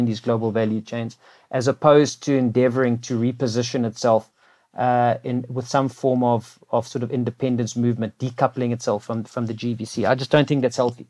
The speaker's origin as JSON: {"language": "English", "country": "South Africa", "said": "as a South African living in South Africa"}